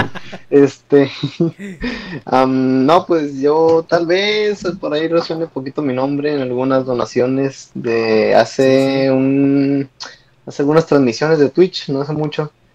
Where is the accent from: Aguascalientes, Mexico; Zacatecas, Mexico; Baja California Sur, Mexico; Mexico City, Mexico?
Zacatecas, Mexico; now in United States; yo nací en Estados Unidos, pero ya crecí toda mi vida